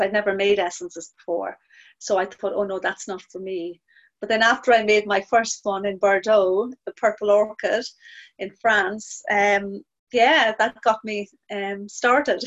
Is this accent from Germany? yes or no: no; Ireland; now in New Haven; being Irish as well